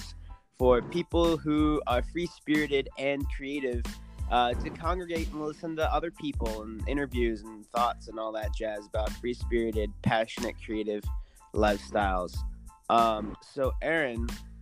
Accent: Northern California, United States; now in Austin, United States; I'm from Northern California

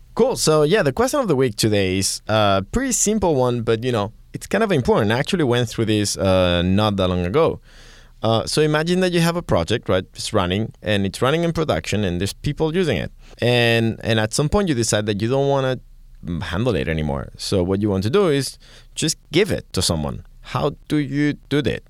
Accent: Catalonia, Spain; accent: Spanish, Catalan; I'm gonna have my Spanish accent, well, Catalan accent sometimes.

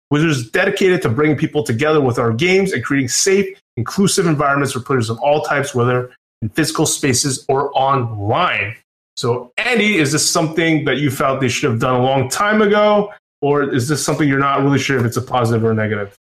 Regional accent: Canada; us Canadians

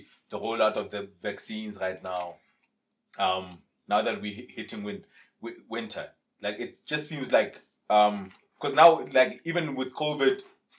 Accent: Zimbabwe; Well, as a Zimbabwean staying in the country.

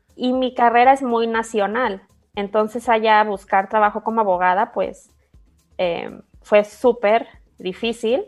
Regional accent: Guadalajara, Jalisco, Mexico; moved away as an adult; also born or lived in Dubai, United Arab Emirates; soy de Guadalajara

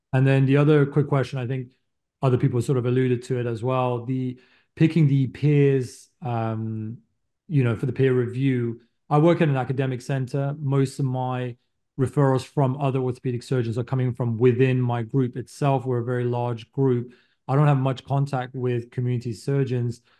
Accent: Canada; moved away as an adult; now in United States; I'm Canadian

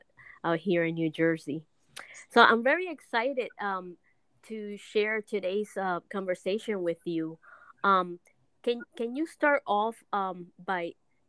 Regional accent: La Salud, Artemisa, Cuba; moved away; also born or lived in San Antonio de los Baños; right next to La Salud, where I was raised. I was raised in Santo Cristo La Salud, is right next to San Antonio de los Baños.

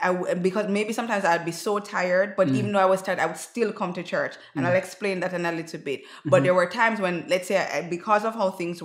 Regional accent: Jamaica; also born or lived in Greater Vancouver, British Columbia, Canada; now in Vancouver, Canada; So I grew up in Jamaica.

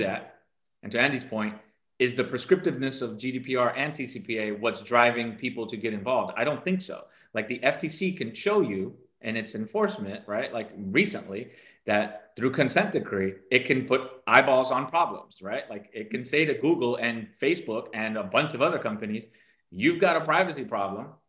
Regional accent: Canary Islands, Spain; I was born in the Canary Islands

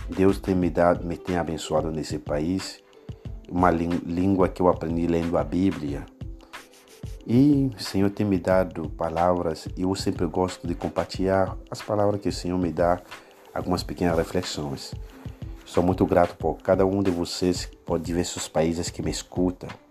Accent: Benin; Portuguese is a second language; moved away as an adult; now in Brazil; sou da República de Benin, mas residente no Brasil há aproximadamente oito anos

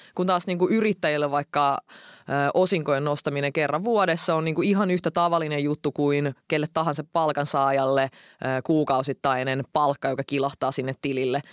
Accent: Finland; Silloin kun me muutettiin Suomeen, mä olin silloin kahdeksanvuotias

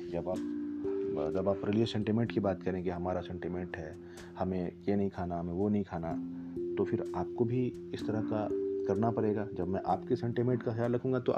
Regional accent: Samastipur, Bihar, India; मेरे शहर समस्तीपुर आज भी मुसलमान रामनवमी के हिंदुओं को पानी जूस और शरबत पिलाते हैं

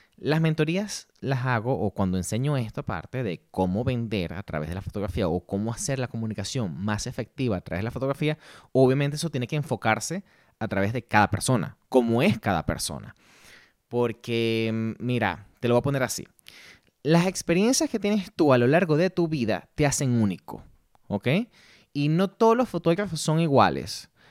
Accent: Ciudad Bolívar, Bolívar, Venezuela; moved away as an adult; also born or lived in Ireland; now in Madrid, Spain; soy nacido en Ciudad Bolívar, Venezuela, pero llevo ya 10 años fuera

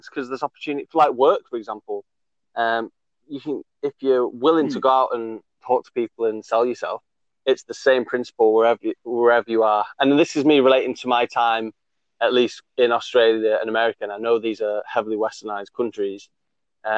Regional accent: England, United Kingdom; as English people

